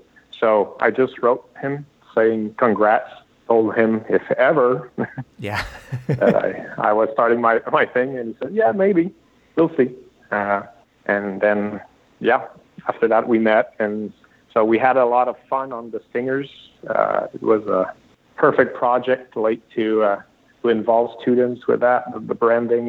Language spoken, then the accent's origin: English; Sherbrooke, Quebec, Canada; I'm from Sherbrooke